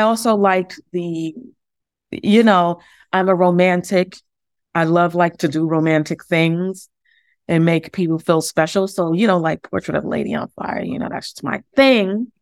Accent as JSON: {"language": "English", "town": "New York City", "region": "New York", "country": "United States", "tie": "born or raised there", "also_born_or_lived": "Harlem", "said": "We grew up in the Bronx together"}